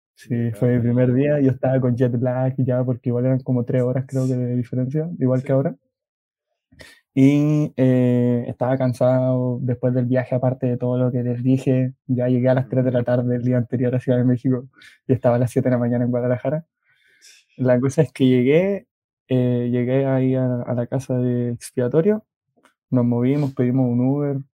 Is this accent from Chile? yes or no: yes; Chile; tenemos muchos chilenos